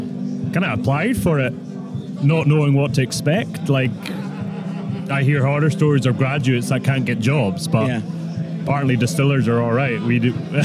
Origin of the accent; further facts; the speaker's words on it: Scotland, United Kingdom; Yeah, just outside Edinburgh, actually.